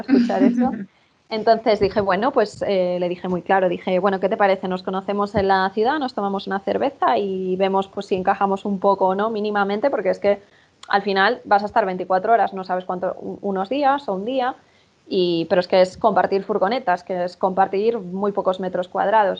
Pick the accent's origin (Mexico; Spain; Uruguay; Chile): Spain; soy española.